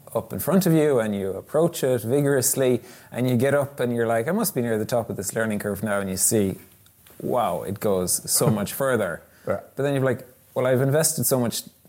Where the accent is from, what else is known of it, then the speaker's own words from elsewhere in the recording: Ireland; moved away as an adult; now in Sweden; growing up in Ireland